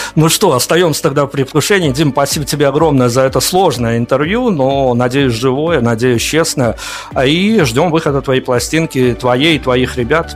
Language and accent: Russian; Belarus; я из Беларуси